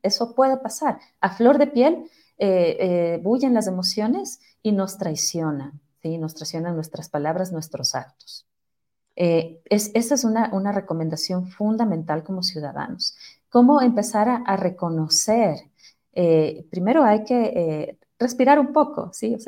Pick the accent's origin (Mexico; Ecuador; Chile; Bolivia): Ecuador; como ecuatorianos, como ciudadanos